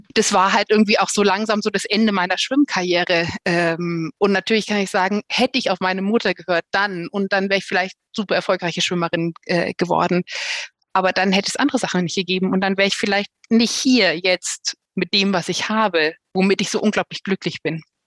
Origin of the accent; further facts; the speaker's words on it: Bavaria, Germany; hier bei uns in Bayern